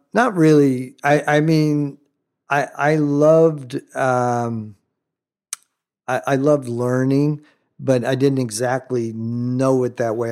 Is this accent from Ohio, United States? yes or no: no; Southern California, United States; also born or lived in Florida Keys, Florida; grown up in some of the earlier days of modern Calhou-, Southern California